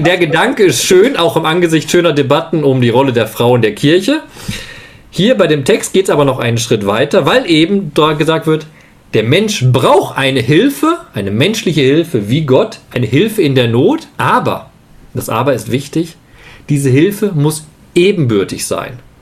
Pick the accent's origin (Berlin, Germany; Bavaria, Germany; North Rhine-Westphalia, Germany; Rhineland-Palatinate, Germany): North Rhine-Westphalia, Germany; Leopoldshöhe; moved away; in meiner alten Gemeinde in Leopoldshöhe, wo ich herkomme, im Lipperland